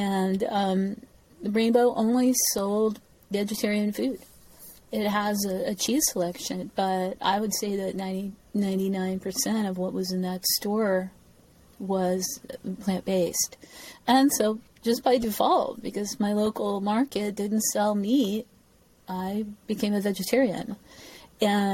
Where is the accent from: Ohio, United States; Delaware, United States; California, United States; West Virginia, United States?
Delaware, United States; Wilmington; also born or lived in Washington, D.C.; I was born in Washington, D.C., into kind of a political family, right near the White House. And my family moved to after Washington, D.C., we moved to Wilmington, Delaware